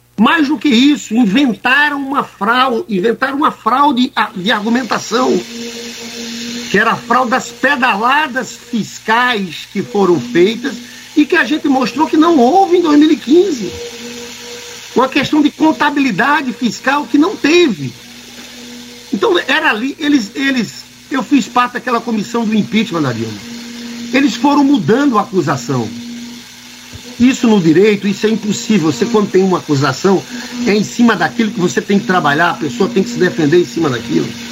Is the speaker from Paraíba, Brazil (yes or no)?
yes; Paraíba, Brazil; eu sou paraibano